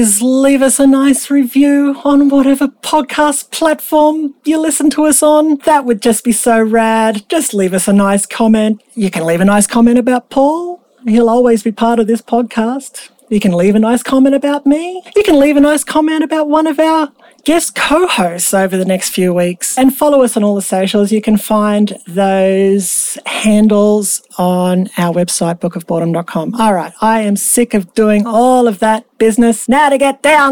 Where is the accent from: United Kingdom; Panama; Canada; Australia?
Australia; I'm an Australian